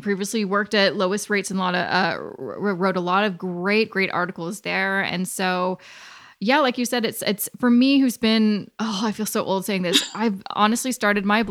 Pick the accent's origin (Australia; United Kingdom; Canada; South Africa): Canada; I was born and raised in Canada and had a pretty easy life